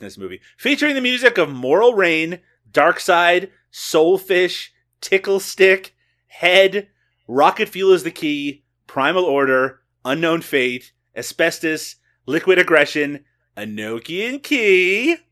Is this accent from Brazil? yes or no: no; Canada; I'm Canadian